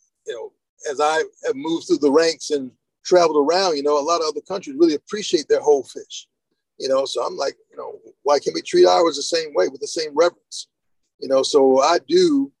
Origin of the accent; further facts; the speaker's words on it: New Bern, North Carolina, United States; I grew up in Eastern North Carolina, a place called New Bern